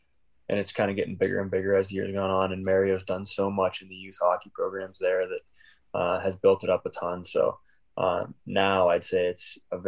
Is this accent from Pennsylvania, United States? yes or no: yes; Pittsburgh, Pennsylvania, United States; born or raised there